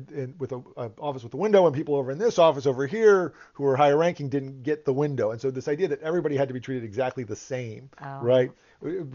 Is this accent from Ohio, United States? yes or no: no; Northern Virginia, United States; growing up around here and growing up in Northern Virginia